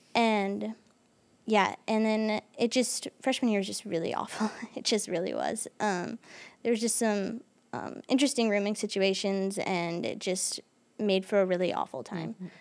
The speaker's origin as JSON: {"language": "English", "region": "Michigan", "country": "United States", "said": "I'm from Michigan, so, like, we get seasonal depression a lot"}